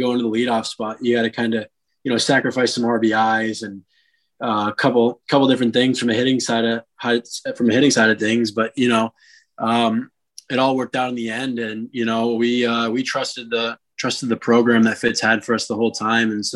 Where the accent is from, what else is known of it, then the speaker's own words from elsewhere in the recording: South Florida, United States; I'm from South Florida